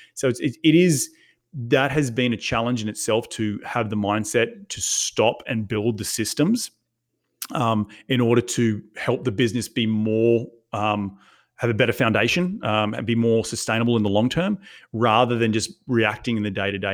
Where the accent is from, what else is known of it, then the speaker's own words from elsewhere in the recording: Australia; moved away as an adult; now in United States; went back to Australia a bunch of times to, to, to check on my family 'cause I'm from Australia